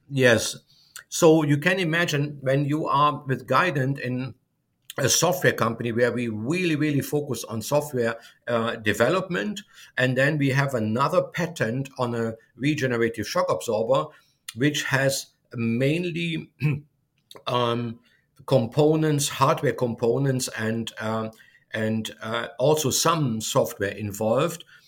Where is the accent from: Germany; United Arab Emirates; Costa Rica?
Germany; moved away as an adult; now in United States; I'm originally from Germany